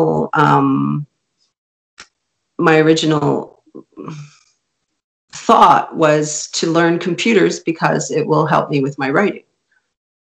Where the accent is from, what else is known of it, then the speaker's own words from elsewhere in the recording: Canada; first language Hungarian; English is a second language; My first language was Hungarian. And my parents were both landed immigrants in Canada, and they raised me in a very European Hungarian household